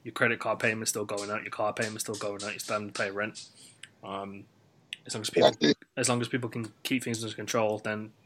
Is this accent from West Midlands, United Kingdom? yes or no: yes; West Midlands, United Kingdom; someone who is from the West Midlands